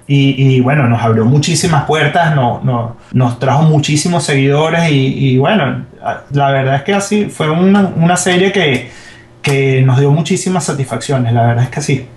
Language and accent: Spanish; Venezuela; moved away as an adult; now in Miami, United States; Como venezolano, y como comunicador, como comunicador social